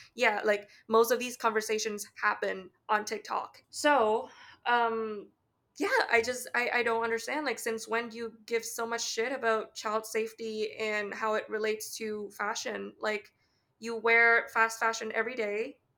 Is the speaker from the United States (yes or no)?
no; Canada; accent: Canadian; my speech intonation and my Canadian accent